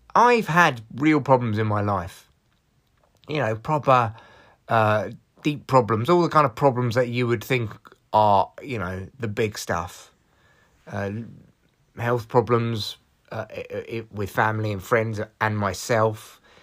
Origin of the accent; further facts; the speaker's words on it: Barnet, London, United Kingdom; I'm how people from North London talk. Uh, well, from Barnet